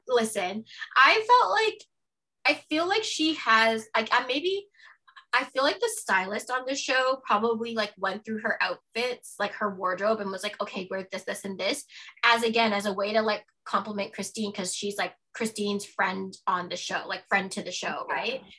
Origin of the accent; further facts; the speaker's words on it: Toronto, Ontario, Canada; also born or lived in Halifax, Nova Scotia; I grew up when we moved from Halifax to Toronto. Like I grew up in Scarborough